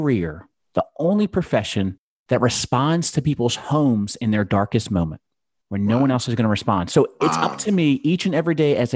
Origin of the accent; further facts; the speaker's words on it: Gloucester County, Virginia, United States; I am originally from Gloucester County, Virginia. So from the East Coast.